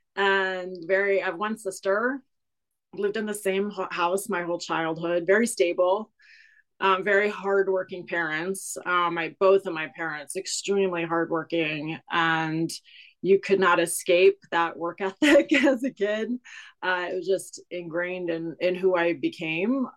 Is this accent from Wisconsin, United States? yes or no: no; Cleveland, Ohio, United States; now in Kansas City, United States; i grew up in a small suburb on the west side of cleveland ohio a very rust belt type area